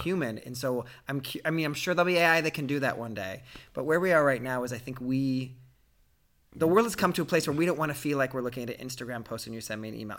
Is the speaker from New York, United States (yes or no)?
no; Ohio, United States; a guy growing up in Ohio who was gay